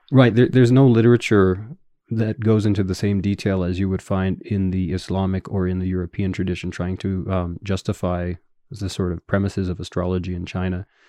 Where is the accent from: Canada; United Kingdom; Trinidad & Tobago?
Canada; Winnipeg, Manitoba; accent: Canadian English; first language English; moved away as an adult; also born or lived in Edmonton, Canada / Tokyo, Japan; I'm originally from a city called Winnipeg, which is north of North Dakota